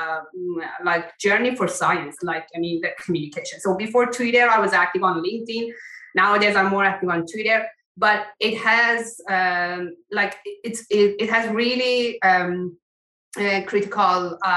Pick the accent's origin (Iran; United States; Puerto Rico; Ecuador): Iran; moved away as an adult; also born or lived in Germany / Austria; now in Canada; I come from Iran and then I went to Germany for my PhD. And then part of my PhD, I went to Austria. Then I came to Canada